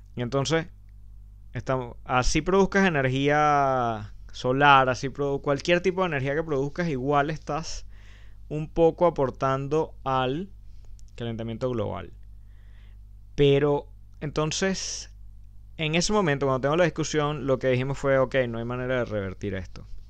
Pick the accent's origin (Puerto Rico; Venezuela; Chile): Venezuela; como venezolanos